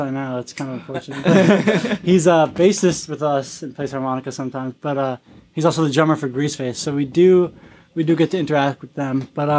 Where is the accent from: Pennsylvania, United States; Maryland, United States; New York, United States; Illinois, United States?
New York, United States; moved away as an adult; now in Burlington, United States; we have two New Yorkers as well, me and …, New York City and Rochester.